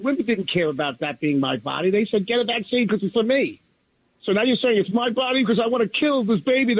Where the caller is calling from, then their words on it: New Jersey, United States; from New Jersey.